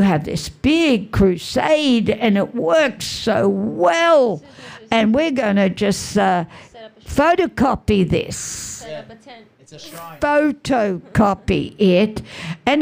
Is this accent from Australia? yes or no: yes; Australia; I'm Australian